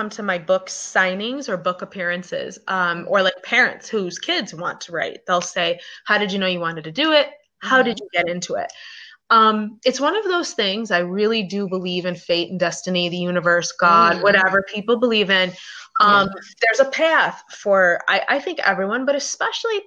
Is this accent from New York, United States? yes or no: yes; Buffalo, New York, United States; moved away; also born or lived in Los Angeles / Hawaii / Washington, District of Columbia, United States; I'm originally from Buffalo, New York, but I've lived in New York City, LA, Hawaii, all over the place, DC